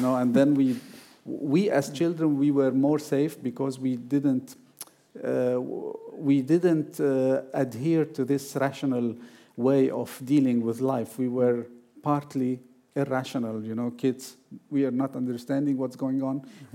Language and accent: English; Beirut, Beirut Governorate, Lebanon; moved away as an adult; now in Iceland; after I moved from Beirut to Iceland in 2011